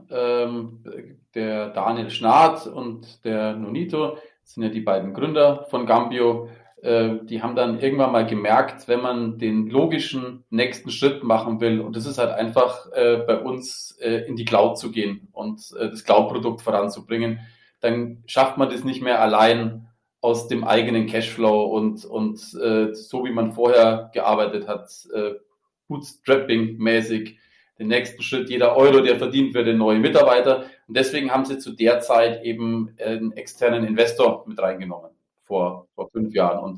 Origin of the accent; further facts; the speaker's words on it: Munich, Bavaria, Germany; born there; Ja, ich bin tatsächlich gebürtiger Münchner und äh, das vielleicht, vielleicht auch ganz nett.